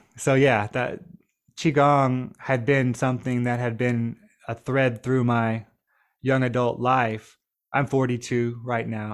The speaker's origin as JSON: {"language": "English", "town": "Nashville", "region": "Tennessee", "country": "United States", "tie": "born or raised there", "also_born_or_lived": "Trelawny Parish, Jamaica", "said": "growing up near Nashville, Tennessee, right outside of downtown"}